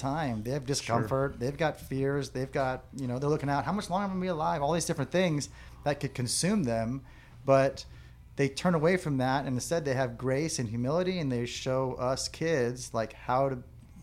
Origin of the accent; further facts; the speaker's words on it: La Mesa, California, United States; I was born here in La Mesa, Kaiser Hospital, and my dad had a store right here on Fletcher Parkway